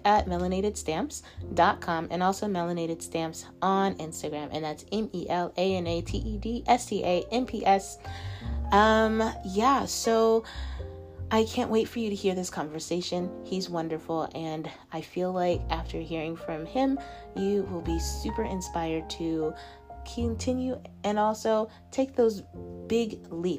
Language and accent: English; Denver, Colorado, United States; moved away as an adult; now in Shenzhen, China; I currently live in Shenzhen, China, but my roots are Denver.